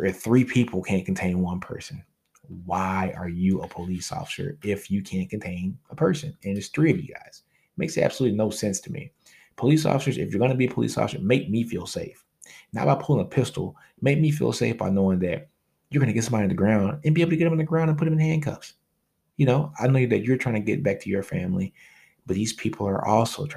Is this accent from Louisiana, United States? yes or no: yes; Louisiana, United States; I'm from Louisiana